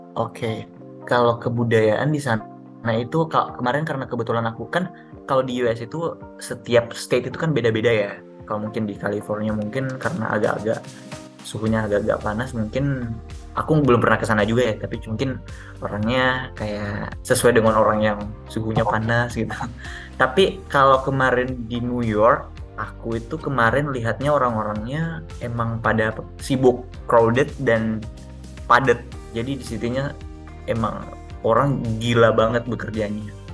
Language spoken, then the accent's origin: Indonesian; South Sulawesi, Indonesia; kita dari timur ya, kita dari Sulsel